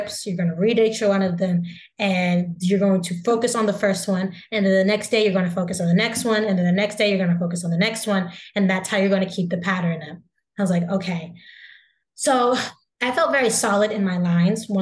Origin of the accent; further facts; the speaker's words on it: the South, United States; we're both from the South